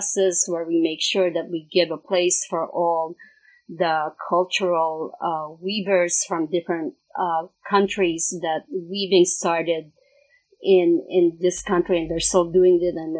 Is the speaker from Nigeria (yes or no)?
no; Philippines; I'm from the Philippines